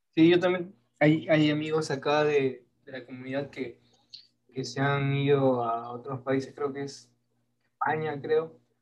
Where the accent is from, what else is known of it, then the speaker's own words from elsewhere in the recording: Peru; soy peruano